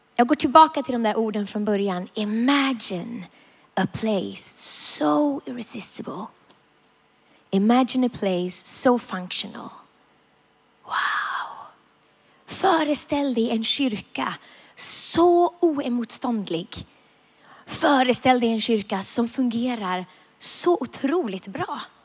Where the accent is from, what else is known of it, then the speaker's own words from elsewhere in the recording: Vilhelmina, Västerbotten County, Sweden; jag är uppvuxen i Norrlands inland, i södra Lappland, i Vilhelmina, för att vara exakt